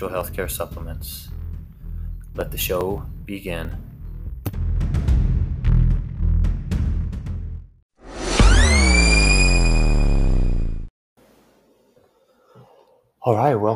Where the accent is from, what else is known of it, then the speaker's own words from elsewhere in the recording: Grand Junction, Colorado, United States; I'm from Grand Junction, Colorado, and I was born and raised in a strong LDS family